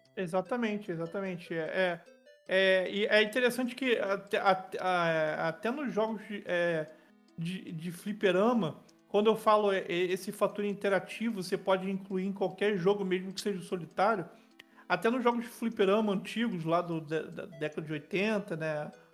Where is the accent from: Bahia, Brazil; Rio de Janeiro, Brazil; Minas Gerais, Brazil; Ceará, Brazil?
Rio de Janeiro, Brazil; Niterói; Niterói é minha cidade, né, minha cidade natal, que eu vivo até hoje